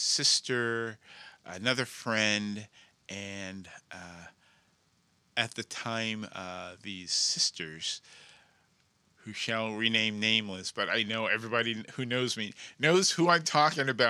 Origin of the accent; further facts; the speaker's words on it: New Jersey, United States; moved away; I grew up in New Jersey, pretty much involved in the arts